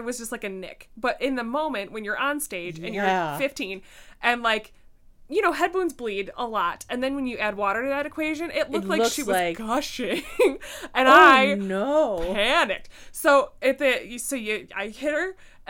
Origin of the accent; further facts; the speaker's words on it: Ireland; accent: Irish; I was like, with my Irish accent, like, water, WTH!